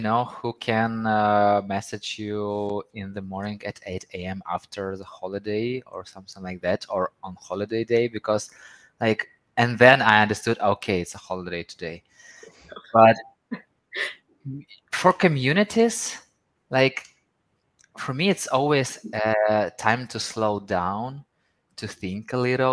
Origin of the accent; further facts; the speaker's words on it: Ukraine; moved away as an adult; I'm from Ukraine. Currently, I'm not in Ukraine, but I'm from Ukraine